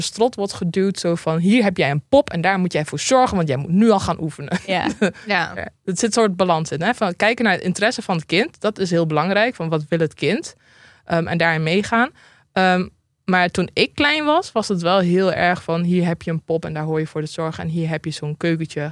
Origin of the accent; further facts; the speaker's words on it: Drenthe, Netherlands; ik kom uit Drenthe